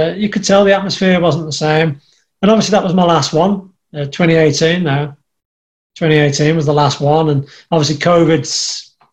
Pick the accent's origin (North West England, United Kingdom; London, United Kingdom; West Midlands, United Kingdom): West Midlands, United Kingdom; Birmingham; accent: Black Country; the black country accent, the dialect that we've got over here